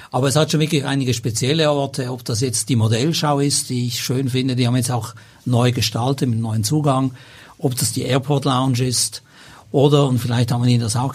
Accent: Basel, Basel-Stadt, Switzerland; moved away as an adult; also born or lived in Zürich; now in Hamburg, Germany; ich bin in Basel

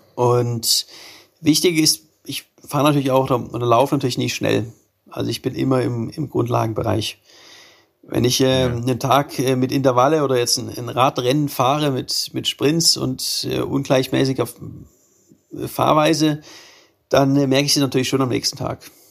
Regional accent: Germany; mein Heimatland

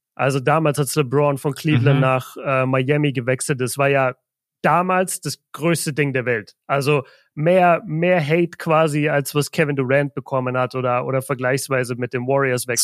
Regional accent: Southern Germany, Germany; Ich komme aus Deutschland, ich komme aus Süddeutschland

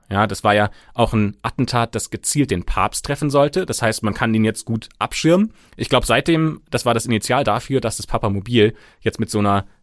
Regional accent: Germany; bei uns in Deutschland

